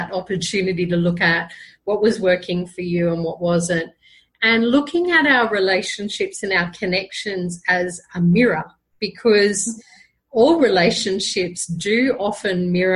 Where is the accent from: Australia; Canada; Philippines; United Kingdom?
Australia; Brisbane, Queensland; now in Colombia; I'm originally from Brisbane, Australia, and currently living in Colombia, South America